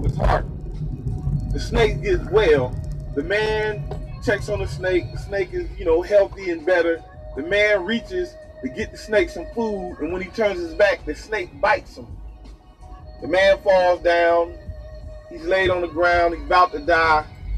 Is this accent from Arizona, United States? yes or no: no; Chicago, Illinois, United States; I come from one of the most fucked up places in Chicago